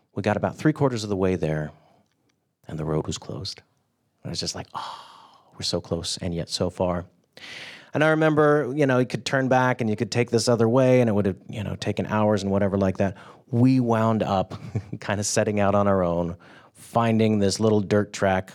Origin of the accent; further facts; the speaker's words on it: California, United States; I grew up in California